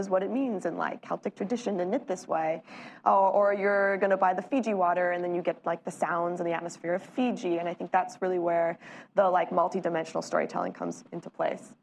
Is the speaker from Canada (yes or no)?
yes; Canada; Canadian supermarkets, my home country